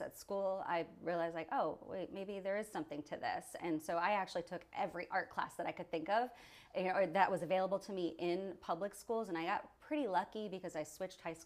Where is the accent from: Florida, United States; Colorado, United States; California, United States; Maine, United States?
Maine, United States; moved away; I grew up in Maine